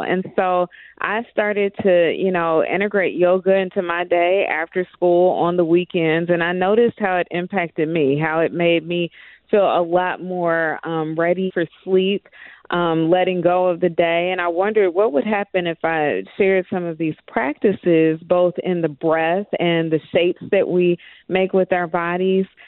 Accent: Dayton, Ohio, United States; moved away; I am originally from Dayton, Ohio

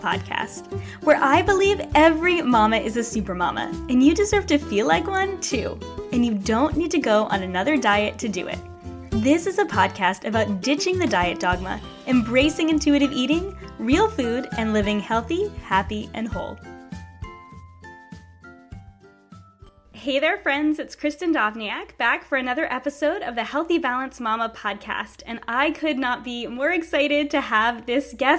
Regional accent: Rhode Island, United States; I'm just over the bridge from where we grew up

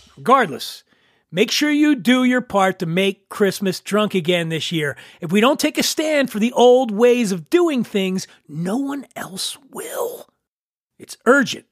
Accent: Philadelphia, Pennsylvania, United States; now in New York, United States; my fondest memories growing up in Philly

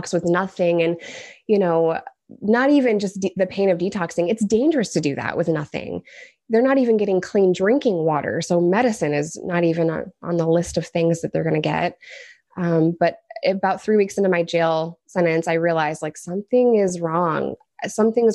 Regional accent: New York, United States; moved away; also born or lived in Arkansas; I'm a New Yorker.

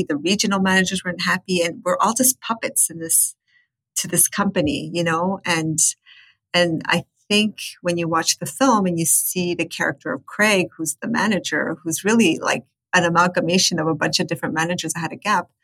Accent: Chile; also born or lived in United States; now in Canada; I'm from Chile, but I lived extensively in the States and now I live in Canada

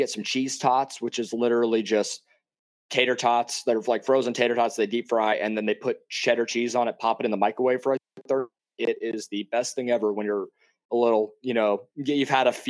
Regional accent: Kansas City, United States; moved away; I'm from Kansas City originally

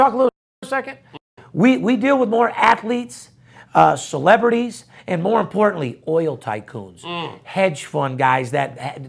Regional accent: Las Vegas, Nevada, United States; Born and raised in Las Vegas, Nevada, third generation.

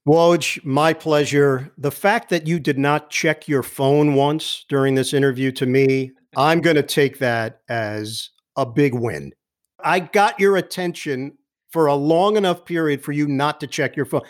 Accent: New York City, New York, United States; moved away as an adult; also born or lived in Upper East Side, Manhattan; now in New Jersey, United States; I'm originally from Queens

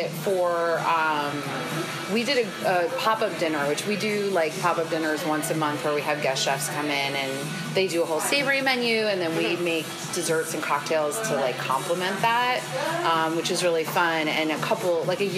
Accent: New Mexico, United States; moved away; I was born in New Mexico. My mom lived there for 10 years

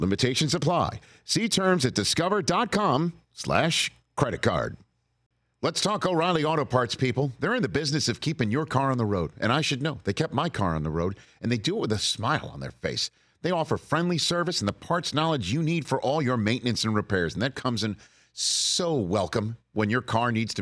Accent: New York City, New York, United States; growing up in Staten Island, New York

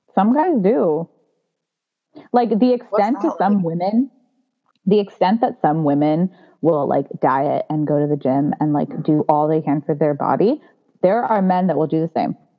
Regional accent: United States; a second generation Indian growing up in America

